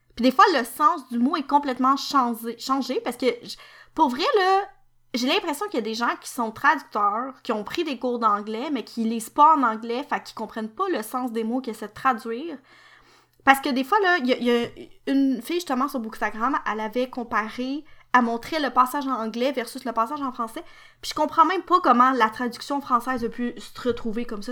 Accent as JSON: {"language": "French", "region": "Quebec", "country": "Canada", "said": "Je suis québécoise"}